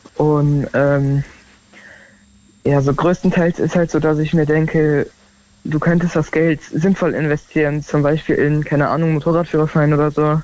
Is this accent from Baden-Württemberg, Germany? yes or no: no; near Darmstadt, Hesse, Germany; now in Siegen, Germany; Ich komme ja eigentlich aus der Nähe von äh, Darmstadt, aber wir wohnen jetzt okay. in der Nähe von äh, Siegen